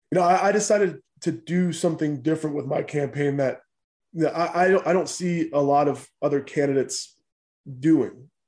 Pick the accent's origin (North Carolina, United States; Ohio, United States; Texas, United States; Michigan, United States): North Carolina, United States; Goldsboro; born there; I was born in Goldsboro and then I bounced around from foster home to foster home for for a while until uh, my grandparents were able to adopt me.